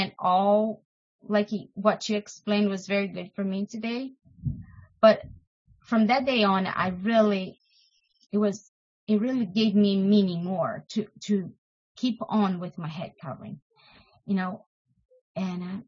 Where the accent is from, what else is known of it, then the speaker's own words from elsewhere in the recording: Brazil; moved away; I am from Brazil